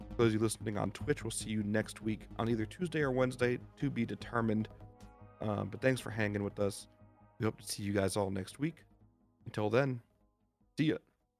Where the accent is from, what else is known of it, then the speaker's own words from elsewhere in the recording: New Jersey, United States; my home state